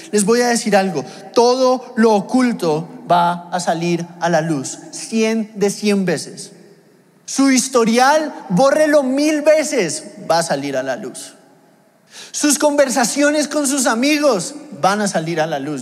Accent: Mexico; moved away; yo vengo de México y en México pues a la gente le gusta la comida y las porciones grandes

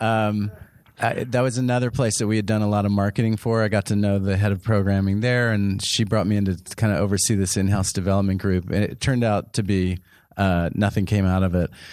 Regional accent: San Antonio, Texas, United States; moved away as an adult; also born or lived in New York; I grew up in San Antonio, Texas

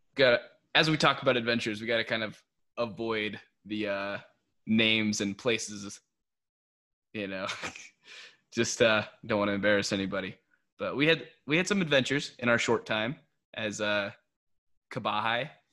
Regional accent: United States; first language English; also born or lived in Philippines; we're Americans and our first language is English

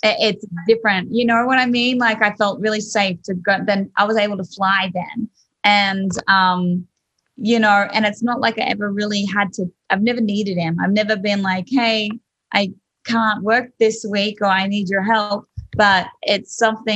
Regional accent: Australia; accent: Australian; moved away as an adult; now in Nashville, United States; I'm Australian

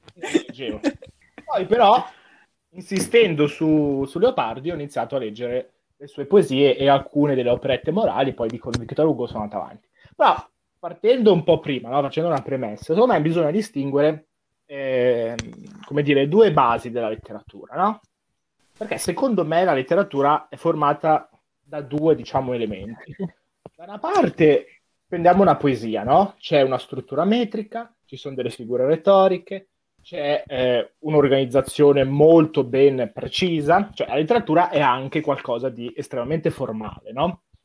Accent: Como, Lombardy, Italy; Sono di Como, non di Sondrio come loro

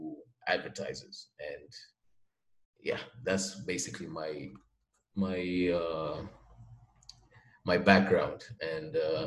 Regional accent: Mombasa, Mombasa County, Kenya; I'm from Mombasa, Kenya

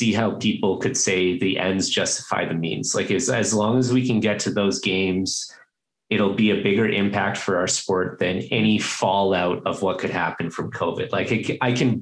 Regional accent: Toronto, Ontario, Canada; I'm from Toronto

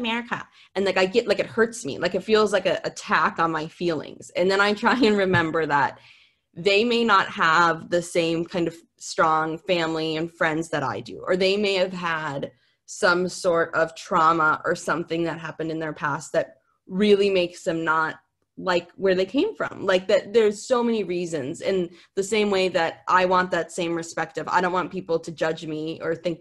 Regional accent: Minnesota, United States; moved away; growing up in Minnesota, my dream was to go to California.

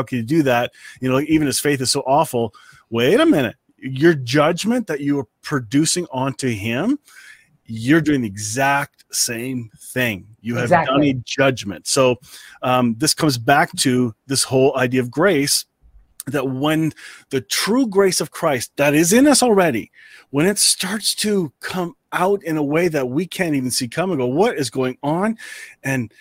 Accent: Canada; I'm Canadian

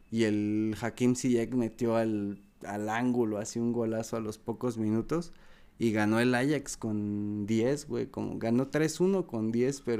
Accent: Mexico; sí cuesta más siendo mexicano porque obviamente un brasileño, un argentino, un uruguayo y están más probados

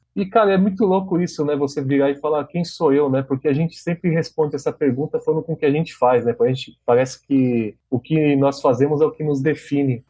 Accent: São Paulo, Brazil; moved away as an adult; now in Foz do Iguaçu, Brazil; Sou de São Paulo, sou nascido na capital mesmo e moro em Foz do Iguaçu há nove anos

